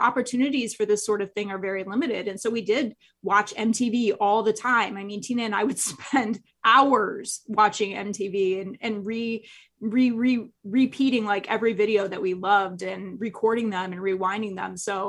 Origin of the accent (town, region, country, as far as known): Nebraska, United States; born or raised there; moved away